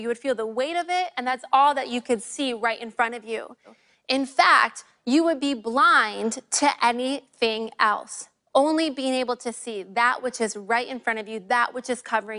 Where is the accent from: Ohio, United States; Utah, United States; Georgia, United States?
Ohio, United States; moved away; also born or lived in Illinois; I grew up in the great state of Ohio.